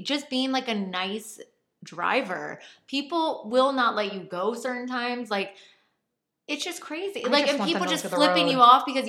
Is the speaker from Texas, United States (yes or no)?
no; California, United States; now in New Jersey, United States; We are from California.